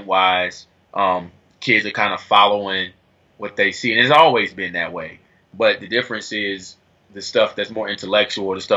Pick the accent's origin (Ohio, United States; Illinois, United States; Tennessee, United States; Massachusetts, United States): Ohio, United States; Dayton; moved away as an adult; now in Atlanta, United States; I'm from Dayton